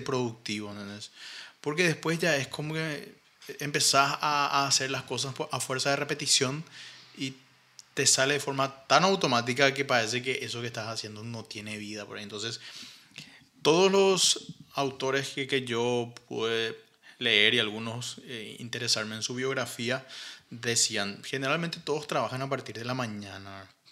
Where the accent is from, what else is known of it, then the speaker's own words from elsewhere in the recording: Paraguay; nosotros como como paraguayos no tenemos una obra así